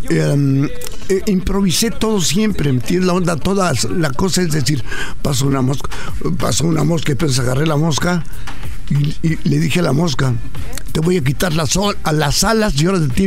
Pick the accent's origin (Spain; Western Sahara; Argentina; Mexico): Mexico; Ciudad Juárez, Chihuahua; Nací, nací en Ciudad Juárez, Chihuahua, en el año de 1931.